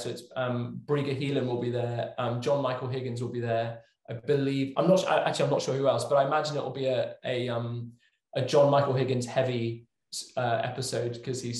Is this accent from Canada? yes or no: no; England, United Kingdom; this is all growing up in England, obviously.